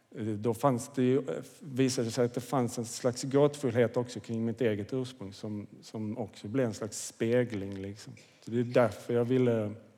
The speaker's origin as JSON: {"language": "Swedish", "town": "Kvidinge", "region": "Skåne", "country": "Sweden", "tie": "born or raised there", "said": "jag växte upp i Kvidinge, det ligger i Åstorps kommun, nordvästra Skåne"}